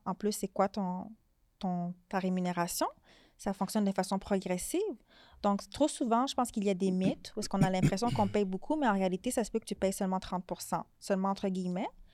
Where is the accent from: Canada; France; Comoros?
Canada; Montreal, Quebec; je suis née à Montréal